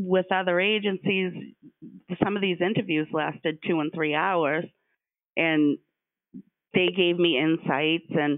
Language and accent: English; Stoughton, Massachusetts, United States; I was born and raised in Stoughton and have a lot of contacts in my own town